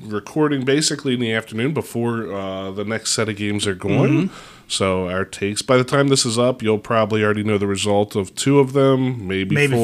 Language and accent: English; Baltimore, Maryland, United States; we're from Baltimore or Maryland here